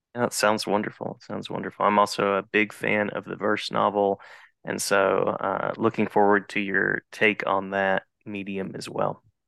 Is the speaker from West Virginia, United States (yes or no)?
yes; West Virginia, United States; born or raised there; now in North Carolina, United States